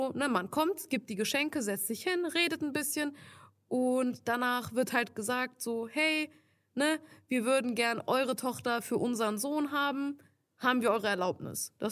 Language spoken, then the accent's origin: German; Turkey; ich bin ja Türkin, er ist Italiener und die können halt ne, kein Türkisch.